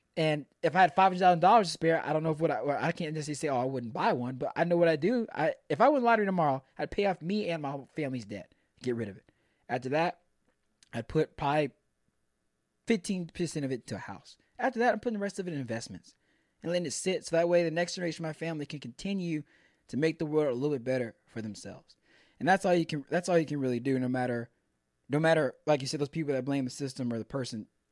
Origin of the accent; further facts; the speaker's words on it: Pearland, Texas, United States; I grew up, I grew up in Pearland.